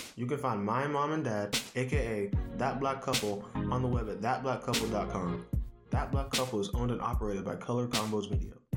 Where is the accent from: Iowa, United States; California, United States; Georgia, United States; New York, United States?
California, United States; Orange County; I grew up in Orange County, California